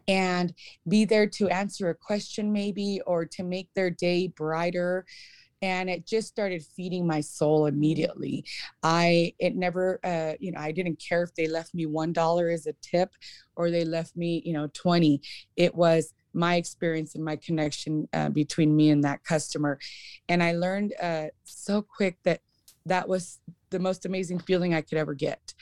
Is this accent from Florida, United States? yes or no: no; Emmett, Idaho, United States; I grew up in Emmett